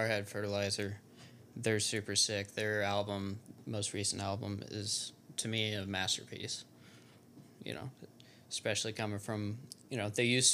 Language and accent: English; Festus, Missouri, United States; also born or lived in Arkansas; I actually grew up in Jefferson County